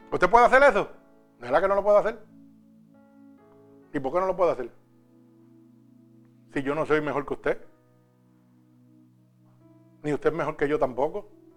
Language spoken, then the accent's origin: Spanish; Puerto Rico; now in New York, United States; cuando yo vine de Puerto Rico a Nueva York, vinimos con una máquina espiral y más nada.